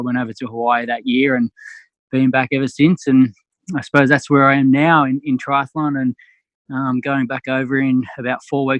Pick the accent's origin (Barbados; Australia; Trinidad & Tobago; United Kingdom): Australia; Wagga Wagga, New South Wales; in a little country town called Wagga Wagga, which is in between Sydney and Melbourne, so two major cities in Australia, but we're out in the bush, so to speak